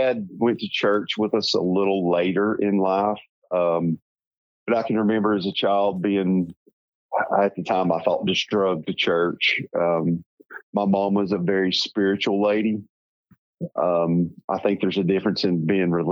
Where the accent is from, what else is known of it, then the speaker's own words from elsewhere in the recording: Northeast Tennessee, United States; accent: hillbilly; I grew up in a, you know, as we were talking earlier, in a very rural little hillbilly town, as you can tell from my accent, in Northeast Tennessee